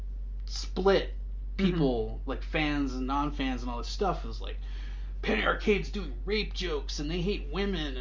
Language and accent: English; United States; as an American